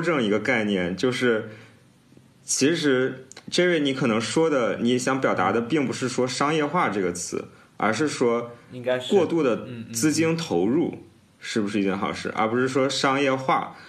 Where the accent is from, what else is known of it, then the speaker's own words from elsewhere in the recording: China; 作为中国人